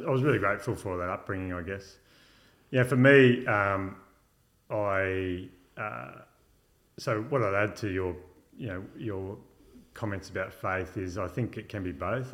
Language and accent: English; Illawarra, New South Wales, Australia; also born or lived in London; now in Wollongong, Australia; I grew up in Yarra, uh, or Bombardier to be more specific